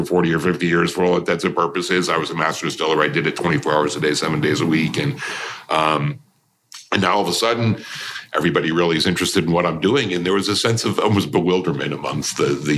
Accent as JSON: {"language": "English", "region": "Connecticut", "country": "United States", "tie": "born or raised there", "moved": "as an adult", "lives_now": "Kentucky, United States", "said": "I grew up in Connecticut."}